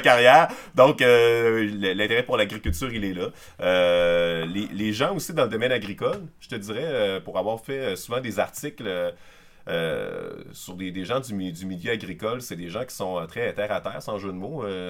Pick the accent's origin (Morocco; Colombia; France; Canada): Canada; Quebec City, Quebec; moved away as an adult; also born or lived in La Pocatière, Quebec; je suis originaire de Québec, de la, banlieue nord de Val-Bélair, précisément